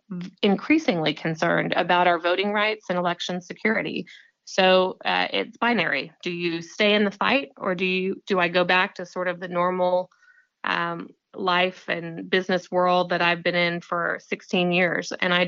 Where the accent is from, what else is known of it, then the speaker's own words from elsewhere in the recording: Southwest Missouri, United States; now in Cobb County, United States; I grew up in Southwest Missouri